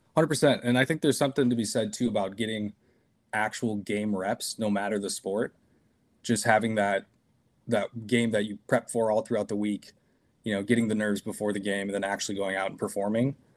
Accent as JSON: {"language": "English", "town": "Cannon Falls", "region": "Minnesota", "country": "United States", "tie": "born or raised there", "moved": "as an adult", "lives_now": "Woodbury, United States", "said": "I grew up in Cannon Falls"}